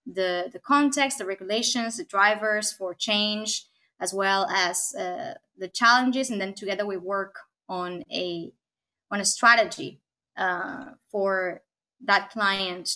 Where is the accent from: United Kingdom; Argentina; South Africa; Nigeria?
Argentina; now in Copenhagen, Denmark; I'm here located in beautiful Copenhagen, Denmark, but I'm originally from Argentina